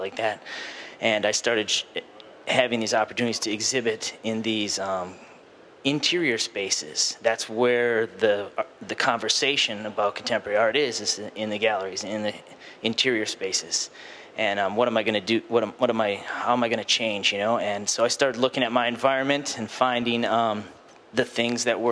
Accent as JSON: {"language": "English", "region": "Wisconsin", "country": "United States", "tie": "born or raised there", "also_born_or_lived": "California", "moved": "yes", "said": "I was born in Wisconsin, and it was very cold there, and I was indoors all the time."}